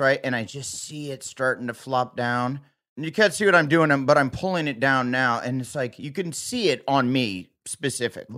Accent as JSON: {"language": "English", "area": "the Midwest", "region": "Iowa", "country": "United States", "tie": "born or raised there", "said": "I grew up in the Midwest"}